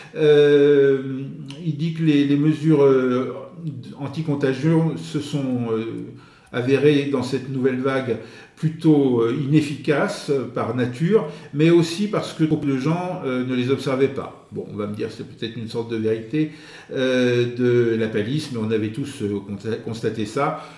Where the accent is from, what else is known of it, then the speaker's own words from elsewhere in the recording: France; en tant que Français